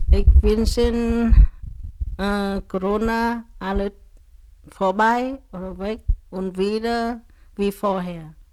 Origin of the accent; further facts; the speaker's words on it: Vietnam; German is a second language; now in Greifswald, Germany; Ich komme aus Vietnam. Ich spreche Vietnamesisch und ein bisschen Deutscher und Susi. Ähm, ich ähm, vor langer Zeit ich nach Deutschland gezogen